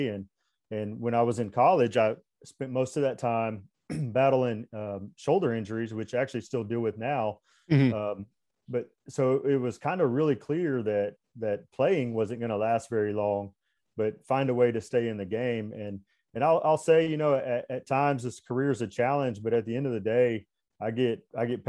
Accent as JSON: {"language": "English", "town": "Waller", "region": "Texas", "country": "United States", "tie": "born or raised there", "accent": "Texas", "said": "I grew up in Waller, Texas, just outside of Houston."}